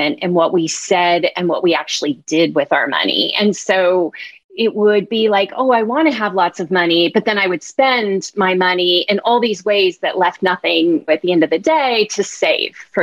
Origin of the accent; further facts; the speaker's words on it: Bay Area, California, United States; I grew up in the Bay Area